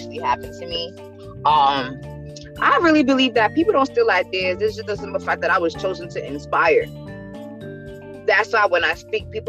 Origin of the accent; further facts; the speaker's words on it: New York, United States; I'm from New York